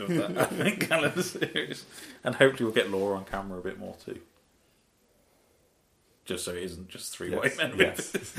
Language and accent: English; Birmingham, West Midlands, United Kingdom; we're geeks from Birmingham.